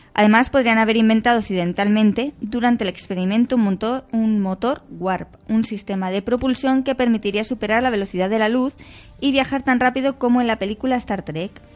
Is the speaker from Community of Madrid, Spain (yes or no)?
yes; Community of Madrid, Spain; somos del sur de Madrid